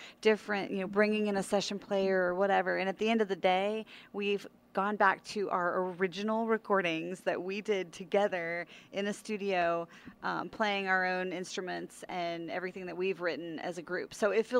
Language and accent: English; Pikeville, Kentucky, United States; now in Nashville, United States; Pikeville, Kentucky